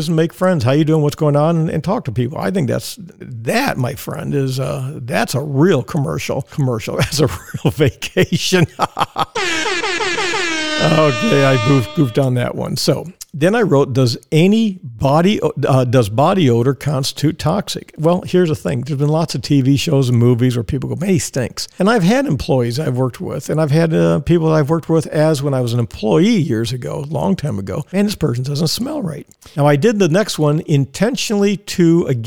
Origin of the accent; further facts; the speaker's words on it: Texas, United States; moved away as an adult; now in Tampa, United States; I'm from Texas, and I was raised to say yes or no, sir, yes, ma'am, no, ma'am